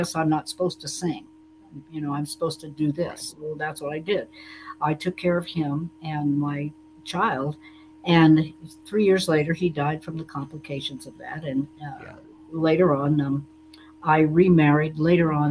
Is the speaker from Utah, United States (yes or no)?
no; Bloomsburg, Pennsylvania, United States; moved away; also born or lived in Nashville; We grew up together in Bloomsburg